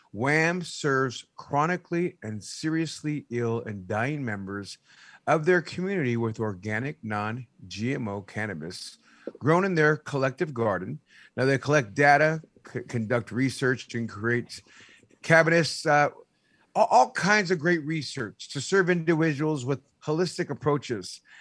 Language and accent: English; San Jose, California, United States; I'm originally from San Jose